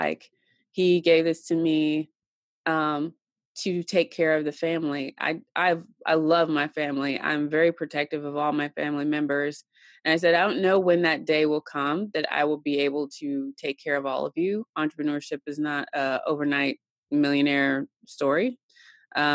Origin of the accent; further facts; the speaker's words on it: Tennessee, United States; she moved into my grandparents' house out on a farm, farm country in Tennessee. And I grew up there